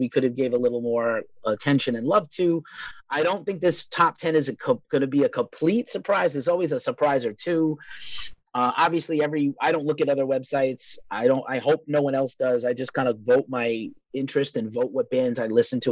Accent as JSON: {"language": "English", "town": "New York City", "region": "New York", "country": "United States", "said": "I'm from New York City"}